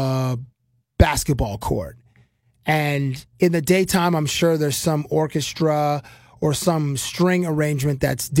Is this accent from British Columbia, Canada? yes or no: no; Toronto, Ontario, Canada; I'm a kid from Toronto